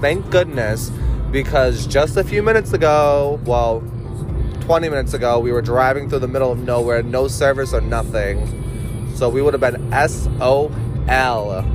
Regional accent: Worcester, Massachusetts, United States; I'm originally from Massachusetts. I grew up in Worcester

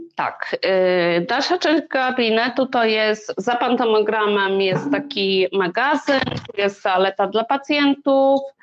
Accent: Warsaw, Masovian Voivodeship, Poland; moved away as an adult; now in Sweden; ja jestem z Warszawy

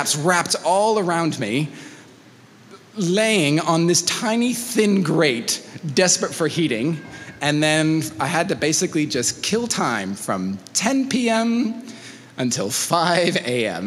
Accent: Mexico City, Mexico; moved away; I grew up in Mexico, in Mexico City

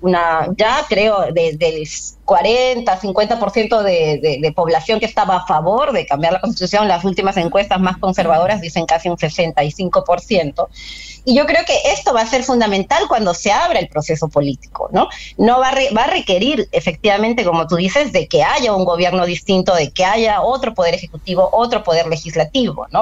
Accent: Peru; como pueblo peruano

